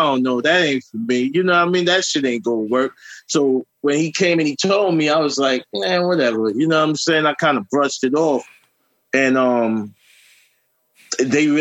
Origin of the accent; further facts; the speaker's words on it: New York City, New York, United States; I grew up in Southside Jamaica, Queens